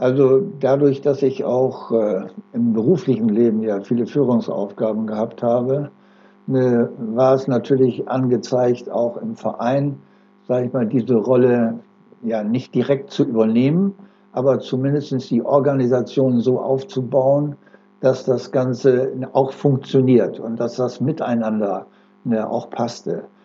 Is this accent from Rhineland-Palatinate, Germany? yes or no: no; Oldenburg, Lower Saxony, Germany; moved away; also born or lived in Delmenhorst; Ich bin geboren in Oldenburg 1938 und äh, mich hat es dann verschlagen von Oldenburg in den Bereich äh, nach Delmenhorst.